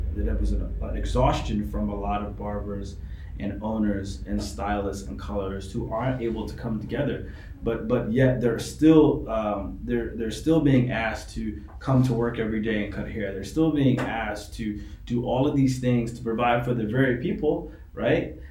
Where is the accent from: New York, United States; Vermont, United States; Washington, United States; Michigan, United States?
New York, United States; New York City; now in Maryland, United States; I was raised in New York City.